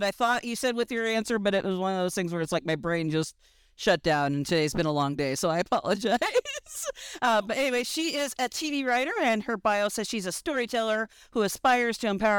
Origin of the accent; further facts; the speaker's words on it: small town southwest of St. Louis, Missouri, United States; also born or lived in Kansas City; now in Los Angeles, United States; I grew up in a small town about an hour southwest of St. Louis in Missouri.